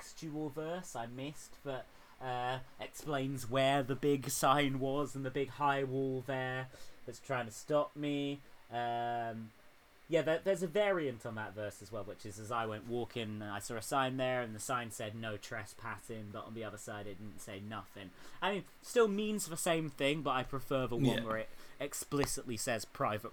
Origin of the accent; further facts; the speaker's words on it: United Kingdom; as a British musician